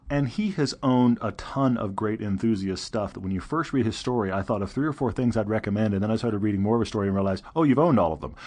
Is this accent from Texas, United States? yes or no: yes; Texas, United States; I'm from Texas